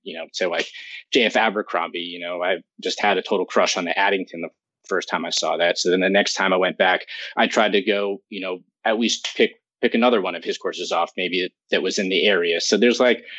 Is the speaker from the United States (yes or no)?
yes; New York City, New York, United States; I grew up in New York City